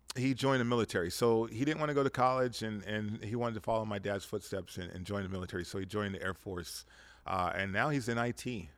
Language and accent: English; Las Vegas, Nevada, United States; growing up in Vegas, we were a town, we had about a hundred, fifty thousand, two hundred thousand people here.